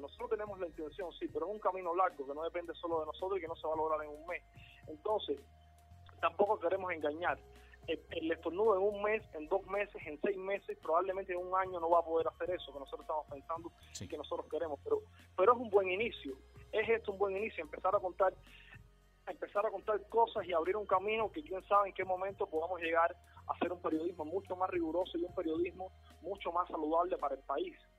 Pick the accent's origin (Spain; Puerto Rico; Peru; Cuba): Cuba; estamos nosotros como cubanos